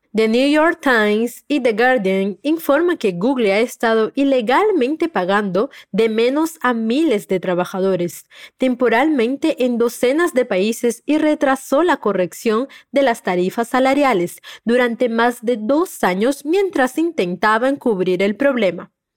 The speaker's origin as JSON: {"language": "Spanish", "country": "Peru", "said": "tu profe peruana"}